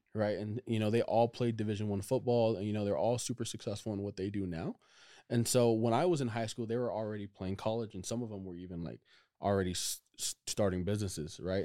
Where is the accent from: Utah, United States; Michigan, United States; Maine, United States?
Utah, United States; Provo; also born or lived in Orem, Utah / Pleasant Grove, Utah; I grew up in Provo, Utah